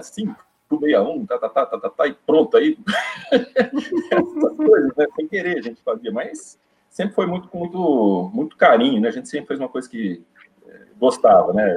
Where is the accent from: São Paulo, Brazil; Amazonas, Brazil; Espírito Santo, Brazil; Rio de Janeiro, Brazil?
São Paulo, Brazil; Osvaldo Cruz; moved away; also born or lived in Amapá; ficar um tempo ali em Oswaldo Cruz, voltar para minha terra natal